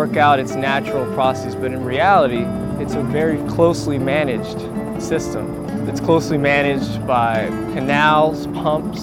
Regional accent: South Florida, United States; I grew up in the South Florida area

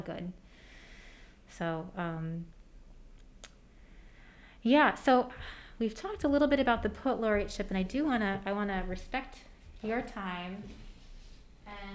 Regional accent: Michigan, United States; moved away as an adult; now in Birmingham, United States; I'm from Michigan

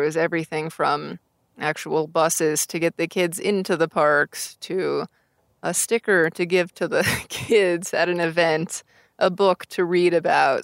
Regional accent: Tucson, Arizona, United States; moved away; I grew up in Tucson, Arizona

